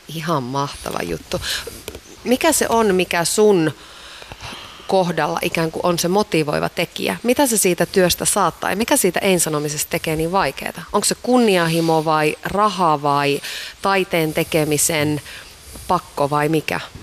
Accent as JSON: {"language": "Finnish", "town": "Iisalmi", "region": "North Savo", "country": "Finland", "said": "Mä oon Iisalmesta"}